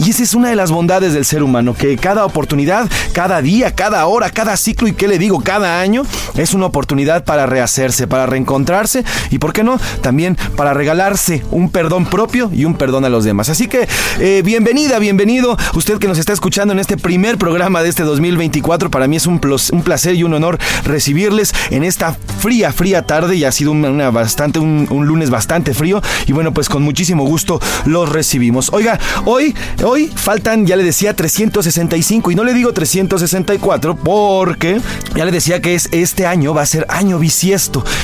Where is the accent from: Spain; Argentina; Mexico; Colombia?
Mexico; tendremos 366 oportunidades para hacerlo cada vez mejor como seres humanos, como mexicanos, como personas, como hijos, como padres